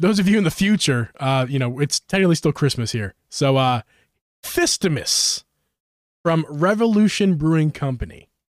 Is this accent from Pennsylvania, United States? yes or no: yes; Philadelphia, Pennsylvania, United States; my home, my home state, home city